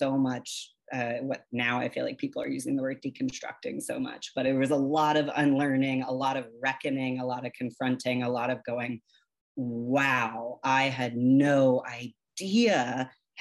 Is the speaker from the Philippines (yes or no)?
no; the South, United States; growing up in the South